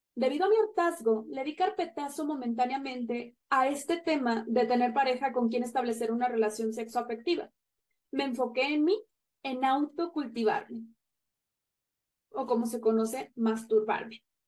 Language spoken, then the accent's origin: Spanish; Monterrey, Nuevo León, Mexico; no me sentía segura en mi ciudad natal, que es Monterrey.